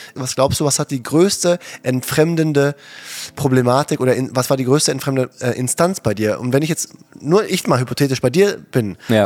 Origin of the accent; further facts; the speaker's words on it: Herten, North Rhine-Westphalia, Germany; städtisches Gymnasium in Härten, meine Heimatstadt, da wo wir gewohnt haben